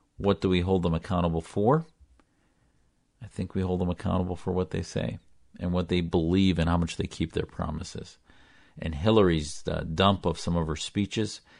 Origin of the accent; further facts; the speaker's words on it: Wisconsin, United States; I wasn't radicalized as a Muslim growing up in Wisconsin